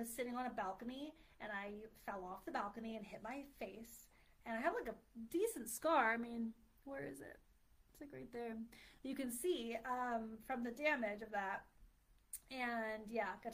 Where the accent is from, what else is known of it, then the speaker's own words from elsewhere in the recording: Philadelphia, Pennsylvania, United States; moved away; I'm from the Philly area